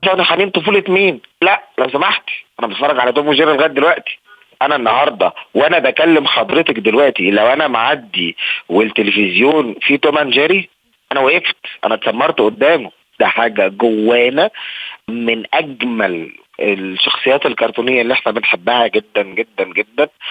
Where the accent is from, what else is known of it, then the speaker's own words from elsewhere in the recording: Egypt; احنا كمصريين ده جزء من ثقافتنا